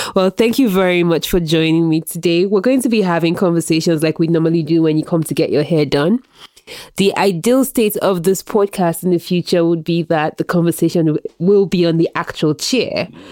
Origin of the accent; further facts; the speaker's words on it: Nigeria; moved away; I grew up in Nigeria.